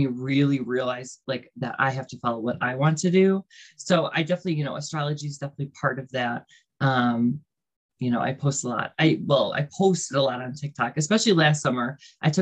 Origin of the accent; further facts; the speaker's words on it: New York, United States; I currently live in New York. I was born in New York. So I've lived in New York my whole life